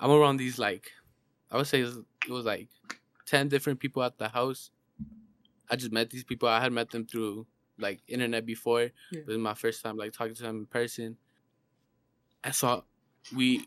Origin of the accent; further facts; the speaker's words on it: Mexico; now in Arizona, United States; I'm born in Mexico. I was grown and raised there. But I live in Arizona right now.